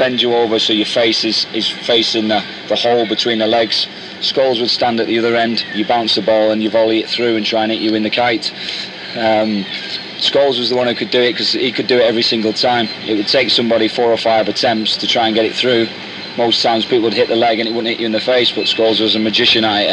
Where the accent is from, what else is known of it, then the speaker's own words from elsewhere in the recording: Manchester, North West England, United Kingdom; my job as a Mancunian centre half